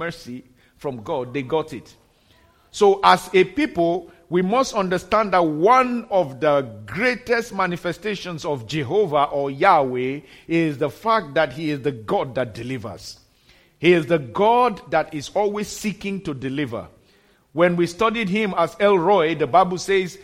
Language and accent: English; Nigeria; moved away; In my home country, in Nigeria